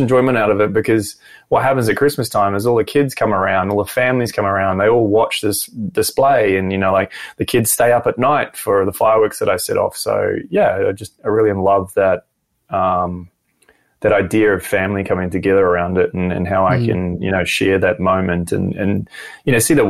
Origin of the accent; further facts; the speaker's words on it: New Zealand; moved away as an adult; now in Brisbane, Australia; Kiwi, born and raised in New Zealand and moved here when I was 25